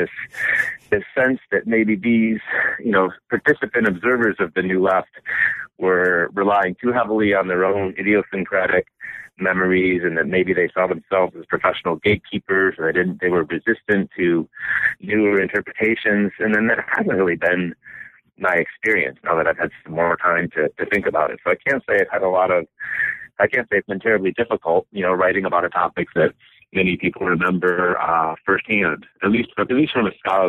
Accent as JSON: {"language": "English", "region": "Michigan", "country": "United States", "tie": "born or raised there", "said": "I was born and raised in Michigan, and my family moved around a lot, but mostly to different locations in Michigan."}